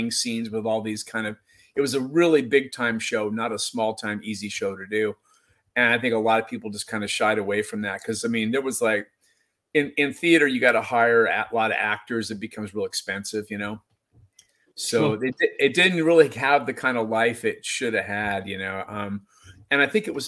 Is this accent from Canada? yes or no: no; Seattle, Washington, United States; now in Indianola, United States; I grew up by Green Lake, which is a place that a lot of people have maybe heard of, and it's kind of near the U District